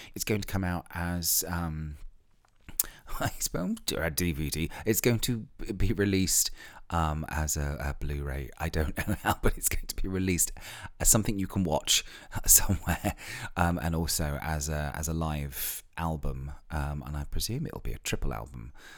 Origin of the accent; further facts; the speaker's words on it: Ilfracombe, South West England, United Kingdom; moved away; I spent most of my teenage years living in a seaside town in North Devon called Ilfracombe, which is in the west country of England